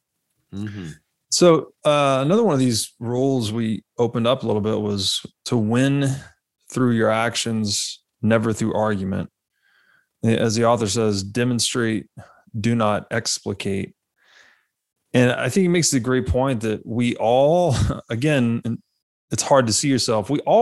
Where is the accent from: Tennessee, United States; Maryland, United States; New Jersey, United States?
Tennessee, United States; moved away; also born or lived in Las Vegas; I grew up in Tennessee.